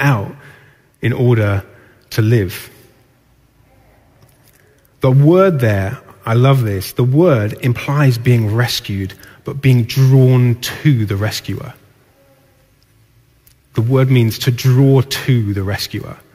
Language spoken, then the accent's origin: English; Newcastle upon Tyne, North East England, United Kingdom; I grew up in Newcastle